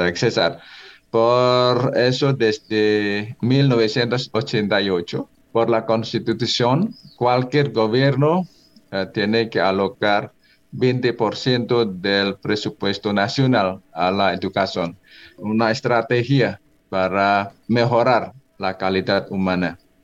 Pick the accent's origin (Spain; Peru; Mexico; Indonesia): Indonesia; Spanish is a second language; moved away as an adult; now in Colombia